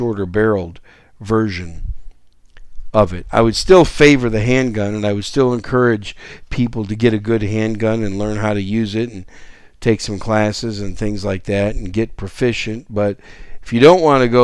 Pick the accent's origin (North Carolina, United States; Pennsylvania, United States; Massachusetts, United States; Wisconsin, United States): Wisconsin, United States; moved away; When I grew up as a kid in Wisconsin, a teenage kid and a young adult in Wisconsin